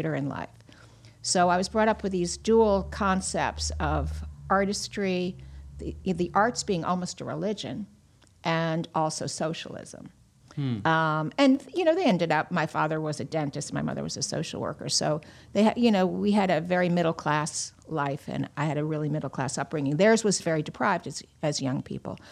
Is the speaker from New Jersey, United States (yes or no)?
no; Roslyn Heights, New York, United States; I was born on Long Island, Roslyn Heights, upper middle class Jewish family